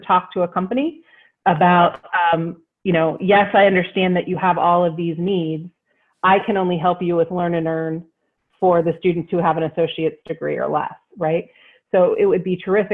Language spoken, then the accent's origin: English; Wheeling, West Virginia, United States; I'm from Wheeling, West Virginia. Yeah, born and raised